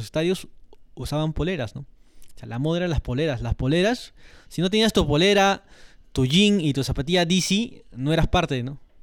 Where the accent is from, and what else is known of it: Peru